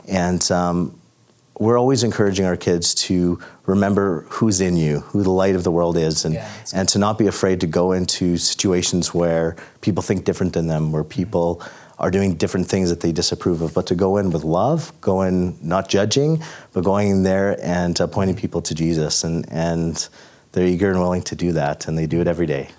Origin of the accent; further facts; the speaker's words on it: Calgary, Alberta, Canada; now in Cold Lake, Canada; I'm originally born and raised in Calgary